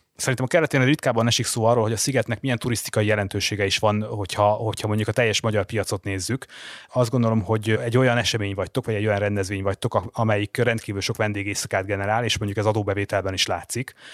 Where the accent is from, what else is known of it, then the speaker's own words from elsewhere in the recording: Hungary; Magyarországról jövök